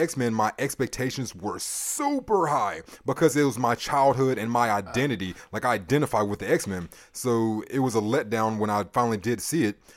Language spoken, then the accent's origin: English; United States; I'm American born here